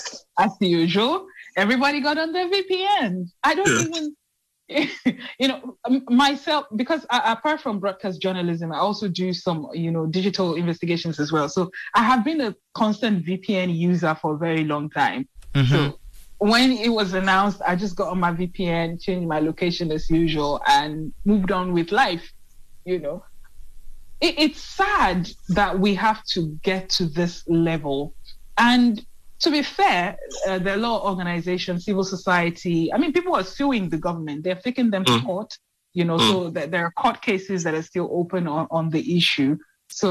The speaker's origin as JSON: {"language": "English", "country": "Nigeria"}